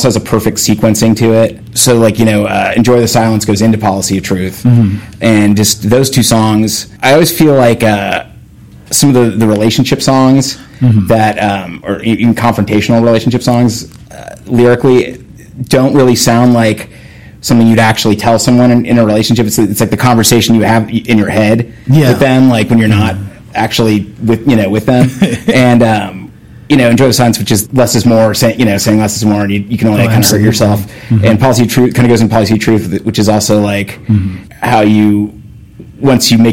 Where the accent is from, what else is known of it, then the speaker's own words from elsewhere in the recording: Southern California, United States; growing up in Southern California